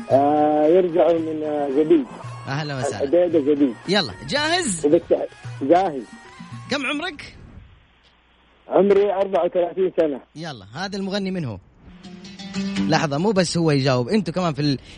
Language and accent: Arabic; Taif, Makkah Province, Saudi Arabia; ونحن والله بأهل الطائف